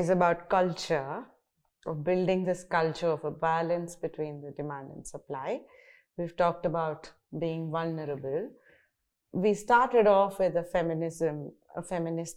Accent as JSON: {"language": "English", "town": "Bangalore", "region": "Karnataka", "country": "India", "also_born_or_lived": "United States", "said": "I came from Bangalore. I studied in Bangalore."}